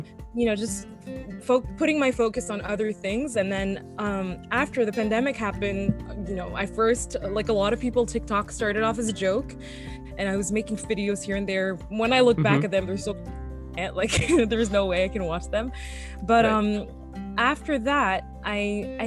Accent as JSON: {"language": "English", "country": "France", "tie": "born or raised there", "also_born_or_lived": "Mauritius (ancestry)", "moved": "yes", "said": "I'm originally born in France, but my origins are from Mauritius Island, which is an island next to Madagascar in Africa in the Indian Ocean."}